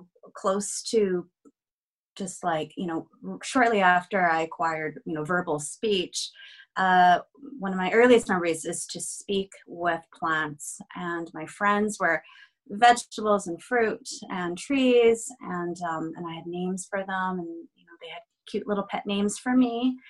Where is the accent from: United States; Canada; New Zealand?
Canada; British Columbia; I am Chinese Taiwanese, and I am also Canadian. I reside in Vancouver